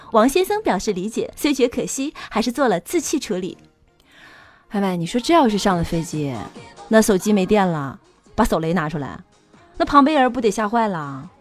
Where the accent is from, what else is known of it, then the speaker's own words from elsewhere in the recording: Northeast China, China; 因为我们东北话